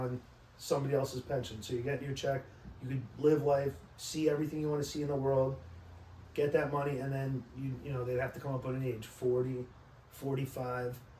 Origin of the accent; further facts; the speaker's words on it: Tarrytown, New York, United States; I grew up in Tarrytown